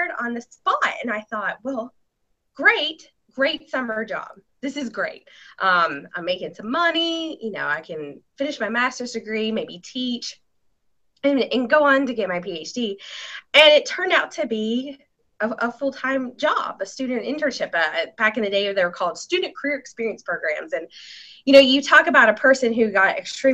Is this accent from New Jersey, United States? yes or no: no; Athens, Alabama, United States; now in Nashville, United States; I grew up in North Alabama, just outside of Huntsville, a little town called Athens